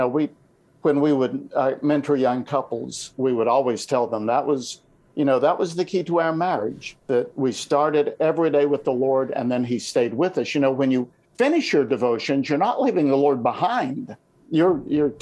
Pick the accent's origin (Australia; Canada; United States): United States; Tennessee; I was a guy from Tennessee